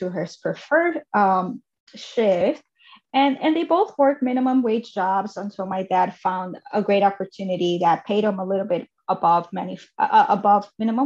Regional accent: Chicago, Illinois, United States; also born or lived in Mexico; I was raised in Chicago until I was 8 years old, and then we moved to a suburb of Chicago

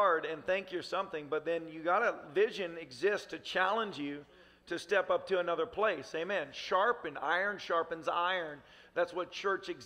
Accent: Tennessee, United States; I grew up in Tennessee

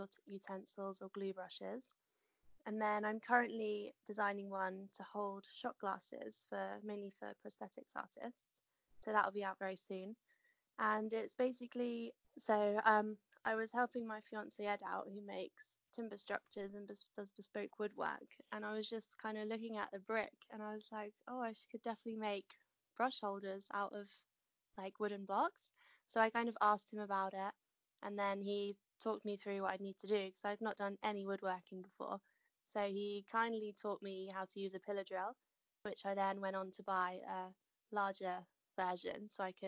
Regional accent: Hertfordshire, East of England, United Kingdom; moved away as an adult; now in West Sussex, United Kingdom; But originally I was in Hertfordshire and brought up in Hertfordshire.

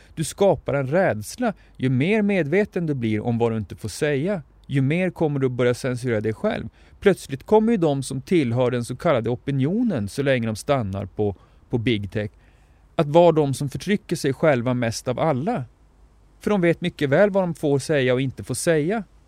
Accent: Norrbotten County, Sweden; now in southern Sweden; jag har vuxit upp mestadels i Norrbotten och lever numera i södra Sverige

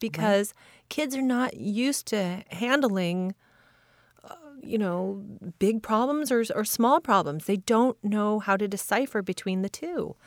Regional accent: Midwest, United States; I grew up in the Midwest

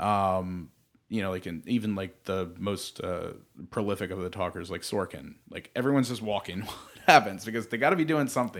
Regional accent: Baltimore, Maryland, United States; moved away as an adult; now in Los Angeles, United States; I grew up in Maryland where there's not really a huge film community

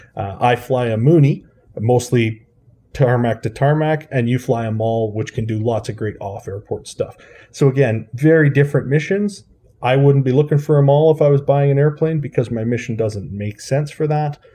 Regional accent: Swift Current, Saskatchewan, Canada; I grew up in Saskatchewan in, uh, a town called Swift Current

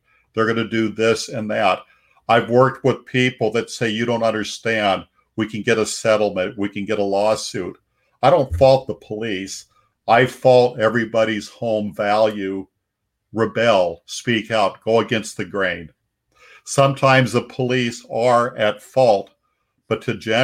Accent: Seattle, Washington, United States; I'm from South Seattle, and the show 60 Minutes wanted to do my senior class in 1976

